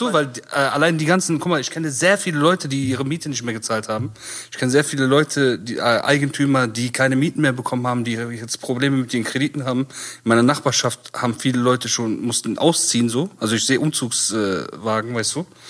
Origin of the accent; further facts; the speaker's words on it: Bonn, North Rhine-Westphalia, Germany; wir sind aus Bonn